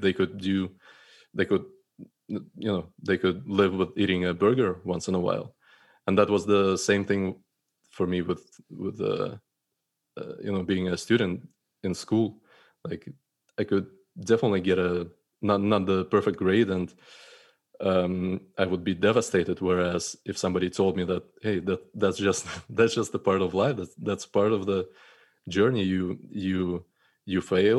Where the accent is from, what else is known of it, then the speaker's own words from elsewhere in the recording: Russia; So starting from, you know, my upbringing and growing up in Russia, I think my perfectionism and troubles with that started back in school